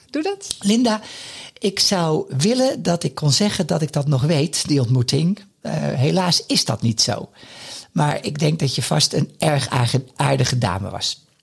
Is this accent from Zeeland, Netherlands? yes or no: no; Haarlem, North Holland, Netherlands; Haarlem is mijn geboorteplaats